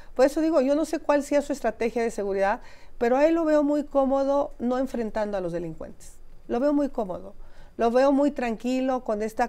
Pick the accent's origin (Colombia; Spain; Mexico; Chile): Mexico; como mexicanos